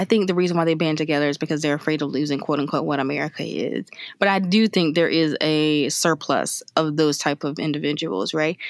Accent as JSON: {"language": "English", "region": "South Carolina", "country": "United States", "said": "we are from South Carolina"}